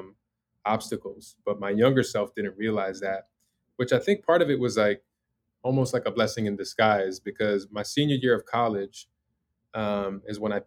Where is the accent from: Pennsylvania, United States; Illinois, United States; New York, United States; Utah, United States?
Illinois, United States; Chicago; now in Los Angeles, United States; I grew up in the Michael Jordan era in Chicago